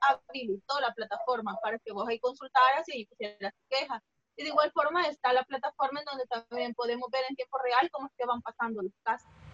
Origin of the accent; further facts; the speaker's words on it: El Salvador; como buen salvadoreño